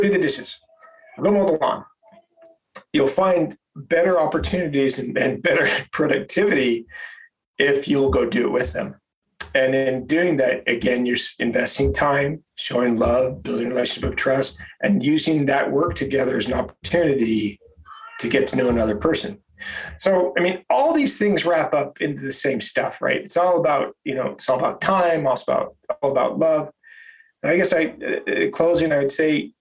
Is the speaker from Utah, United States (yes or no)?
yes; Holladay, Utah, United States; I grew up in Holiday, Utah, which is a suburb of Salt Lake City.